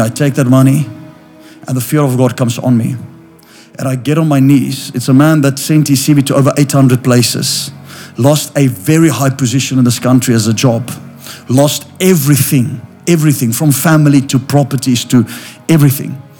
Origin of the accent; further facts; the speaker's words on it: South Africa; I'm from South Africa